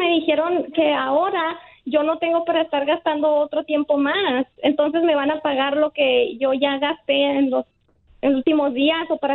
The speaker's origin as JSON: {"language": "Spanish", "country": "Mexico", "said": "que dicen que nomás porque somos mexicanos somos criminales o qué."}